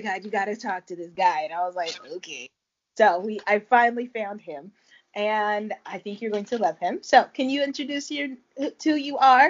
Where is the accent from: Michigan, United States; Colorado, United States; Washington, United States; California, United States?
Colorado, United States; Denver; now in Shenzhen, China; currently a Black American expat in Shenzhen, China, which is across the street from Hong Kong, and my hometown is Denver, Colorado.